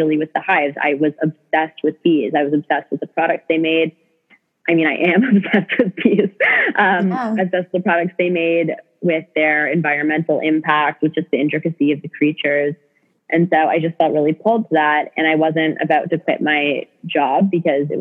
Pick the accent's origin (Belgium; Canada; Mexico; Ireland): Canada; also born or lived in British Columbia; I'm from Canada and went to college in British Columbia